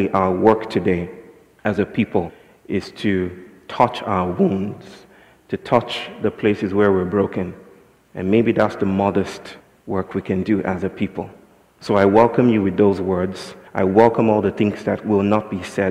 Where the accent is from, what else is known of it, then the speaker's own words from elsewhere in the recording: Nigeria; I'm from Nigeria